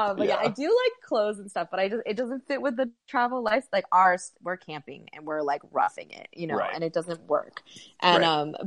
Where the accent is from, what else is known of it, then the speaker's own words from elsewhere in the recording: Northern California, United States; also born or lived in New England; now in Los Angeles, United States; Growing up in Northern California